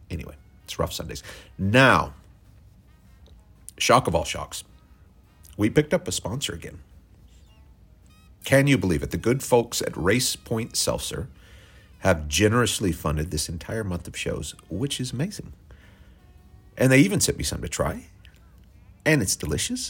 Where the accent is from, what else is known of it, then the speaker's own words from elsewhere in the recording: Oklahoma, United States; I'm white from Oklahoma